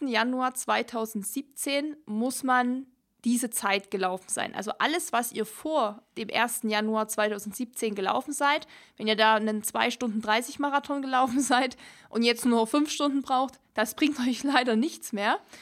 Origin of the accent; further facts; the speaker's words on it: Germany; uns jetzt als ähm, Deutsche